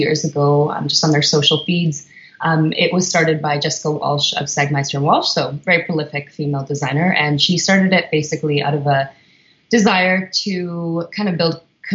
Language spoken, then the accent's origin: English; Winnipeg, Manitoba, Canada; moved away as an adult; also born or lived in Whistler; now in Vancouver, Canada; I'm originally from Winnipeg